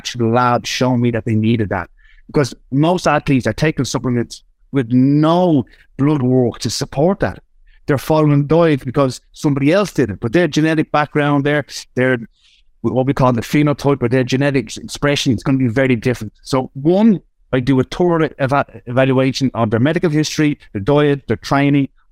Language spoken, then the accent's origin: English; Ireland; I'm still Irish. So if the guys can't understand me on Spotify, you can slow me down. You can't un-Irish me